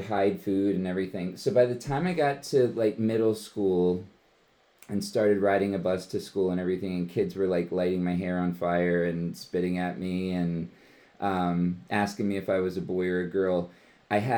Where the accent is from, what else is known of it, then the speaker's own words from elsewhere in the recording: Levittown, Pennsylvania, United States; I was born and raised in Bucks County, Pennsylvania. I grew up in Levittown